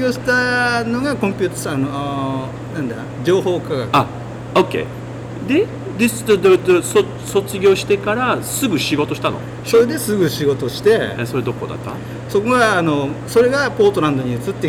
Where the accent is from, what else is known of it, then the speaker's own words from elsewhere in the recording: Yokohama, Kanagawa, Japan; moved away as an adult; also born or lived in Sapporo, Hokkaido / Idaho, United States; now in Portland, United States; えー、生まれは北海道で育ちは横浜です